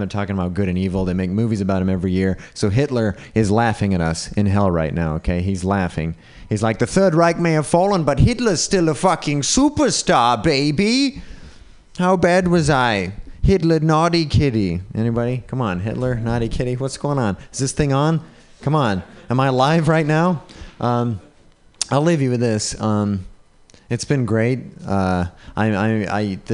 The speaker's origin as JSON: {"language": "English", "region": "Utah", "country": "United States", "tie": "born or raised there", "said": "Racism was tricky growing up in Utah."}